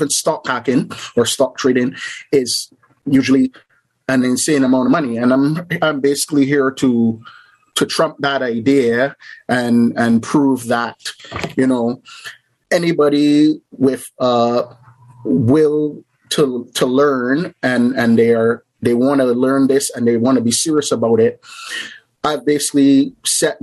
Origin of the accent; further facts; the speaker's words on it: Barbados; moved away as an adult; now in Canada; I'm originally from a little island in the Caribbean called Barbados. Basically, I grew up there, and then I moved to Canada